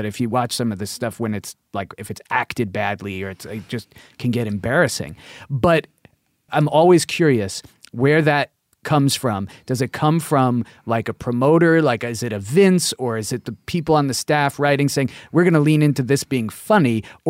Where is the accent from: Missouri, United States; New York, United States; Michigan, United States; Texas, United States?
New York, United States; Queens; I was living, growing up in Queens.